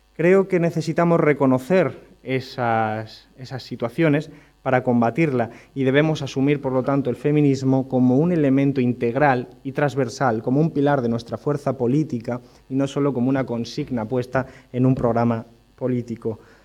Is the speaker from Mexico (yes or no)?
no; Rincón de la Victoria, Andalusia, Spain; en mi pueblo, en Rincón de la Victoria, en Málaga